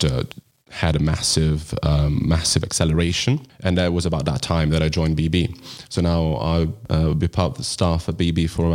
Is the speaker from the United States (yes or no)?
no; Italy; moved away as an adult; now in London, United Kingdom; I'm originally from Italy and I moved to London 6 years ago